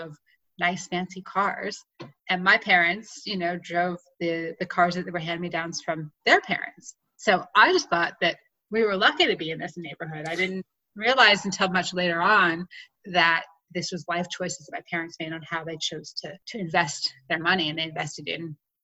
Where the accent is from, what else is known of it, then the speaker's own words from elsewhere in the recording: Clinton, New Jersey, United States; now in Colorado, United States; I grew up in a small town in New Jersey called Clinton.